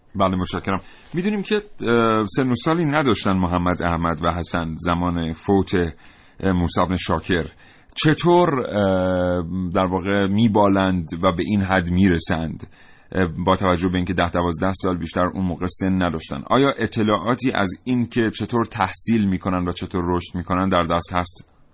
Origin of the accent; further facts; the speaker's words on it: Iran; ما که ایرانی هستیم